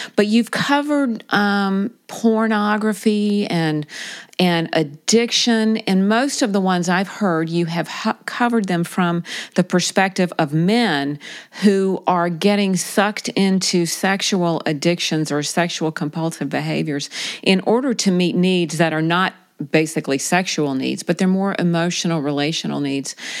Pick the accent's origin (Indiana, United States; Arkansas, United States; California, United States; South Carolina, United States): South Carolina, United States; I grew up in South Carolina